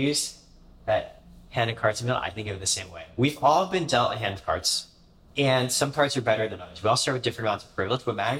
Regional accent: Indiana, United States; also born or lived in Canada; We moved around a lot. Like I said, I grew up in Canada, in Indiana. I think kindergarten, fourth grade, we moved around every single year.

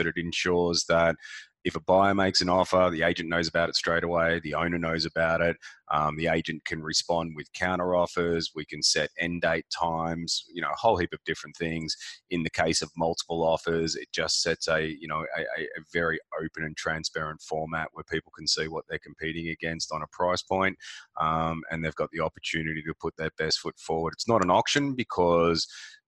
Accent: Melbourne, Victoria, Australia; also born or lived in Gold Coast; Melbourne, in the eastern suburbs, outer eastern suburbs of Melbourne. So I've always been a suburban boy

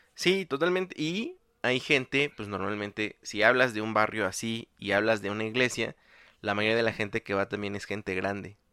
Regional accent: Mexico City, Mexico; uno como chilango

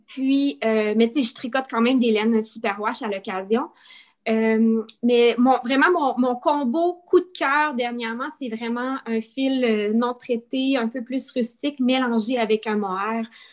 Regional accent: Quebec, Canada; moved away as an adult; now in New Brunswick, Canada; je, suis, canadienne, je suis originaire du Québec

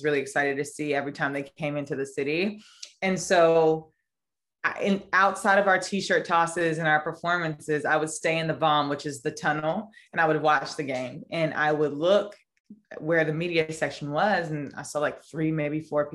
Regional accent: Raleigh, North Carolina, United States; now in New York, United States; I'm from Raleigh, North Carolina. So my elementary school actually used to take field trips to the NC State women's basketball games

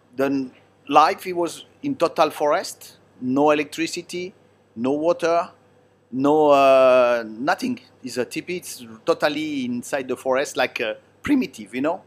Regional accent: Italy; English is a second language; now in China; Italian, they speak with their hand

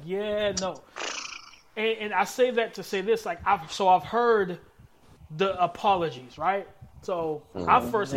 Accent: South Carolina, United States; I'm from South Carolina.

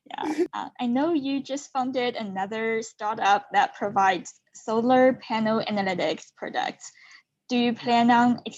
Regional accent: China; moved away as an adult; now in United States; I'm from China and I um, live in America. This is my fourth year

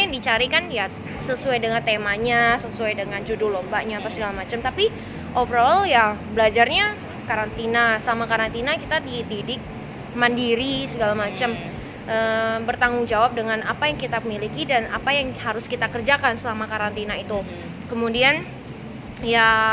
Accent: Pontianak, West Kalimantan, Indonesia; aku memang asli kan dari Pontianak

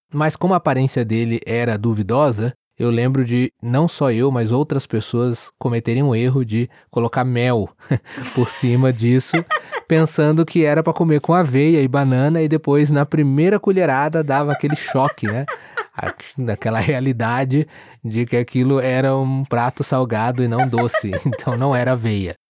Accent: interior of São Paulo, Brazil; also born or lived in Rio de Janeiro; eu nasci no Rio de Janeiro, mas eu cresci no interior de São Paulo

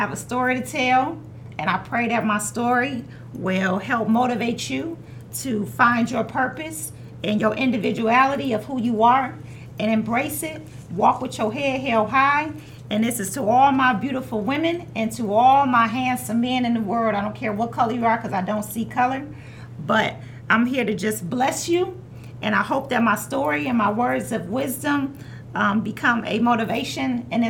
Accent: Highland Park, Michigan, United States; born and raised in Highland Park, Michigan.

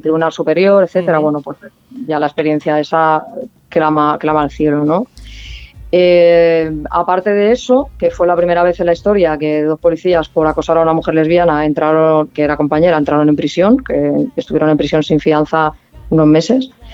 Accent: Barcelona, Catalonia, Spain; now in Palma, Spain; yo soy, soy barcelonesa

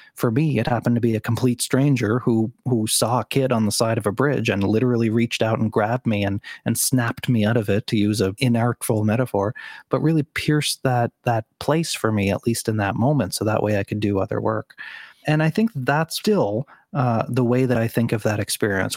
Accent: Sydney, Nova Scotia, Canada; moved away as an adult; my, uh, small hometown of Sydney, Nova Scotia

